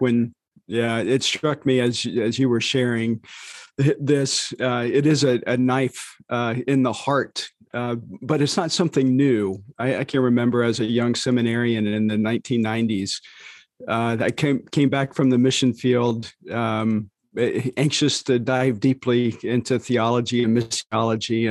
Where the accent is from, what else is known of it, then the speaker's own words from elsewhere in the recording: United States; as American evangelicals